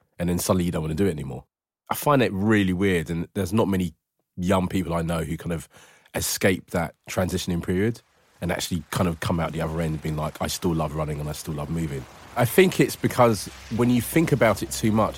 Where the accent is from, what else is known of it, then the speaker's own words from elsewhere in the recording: London, United Kingdom; growing up in London